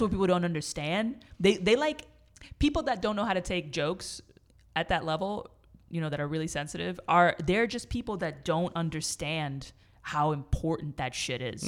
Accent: New York, United States; moved away; I grew up in New York and there's no mall culture there

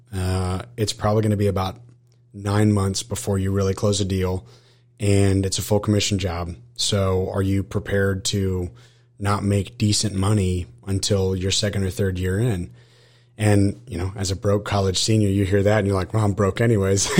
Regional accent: Austin, Texas, United States; now in College Station, United States; I was actually born and raised in Austin, Texas

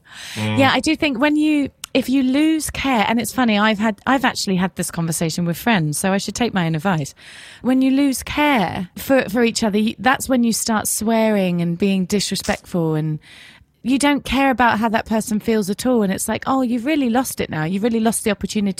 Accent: England, United Kingdom; Maybe it's because I'm English.

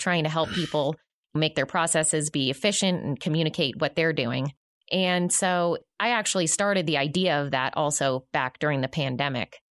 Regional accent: right outside of Boston, Massachusetts, United States; now in Northwest Arkansas, United States; I grew up right outside of Boston, Massachusetts

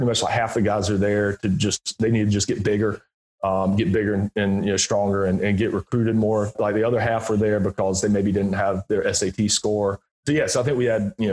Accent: Greenville, South Carolina, United States; moved away as an adult; I grew up in Greenville, South Carolina

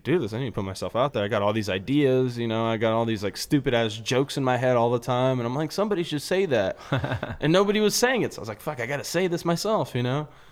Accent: Los Angeles, California, United States; I'm from Los Angeles

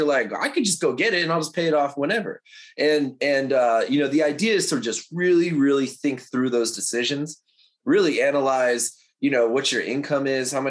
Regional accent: New York, United States; now in Los Angeles, United States; I live in LA. I'm a transplant from New York. So like, I love being out here on the West Coast.

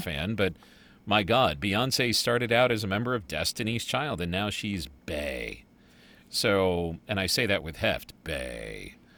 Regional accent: United States; I'm American.

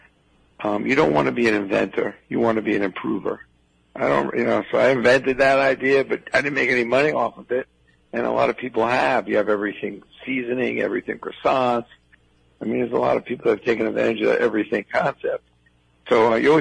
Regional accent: New York City, New York, United States; I grew up in Brooklyn

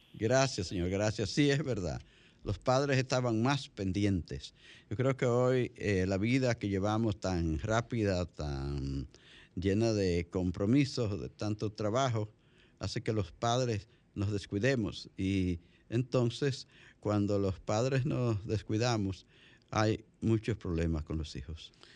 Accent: La Vega, Dominican Republic; ese es mi pueblo. La, la ciudad olímpica de La Vega

